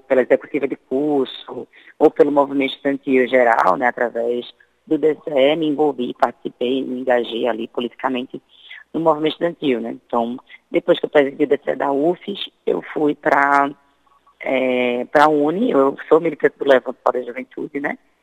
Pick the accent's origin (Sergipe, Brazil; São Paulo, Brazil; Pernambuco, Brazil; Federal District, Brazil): Sergipe, Brazil; eu sou sergipano, né? Sou nordestina